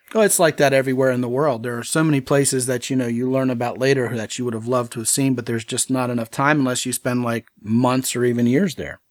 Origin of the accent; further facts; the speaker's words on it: United States; I was from America